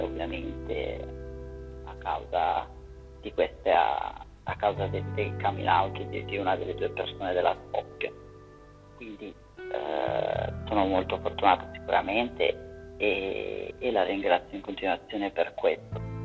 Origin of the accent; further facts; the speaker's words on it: Varese, Lombardy, Italy; vengo da Varese e ho 24 anni.